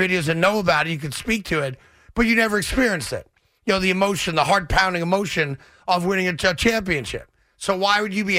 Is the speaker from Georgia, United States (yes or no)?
no; New York, United States; as a New Yorker who appreciates a really good sub.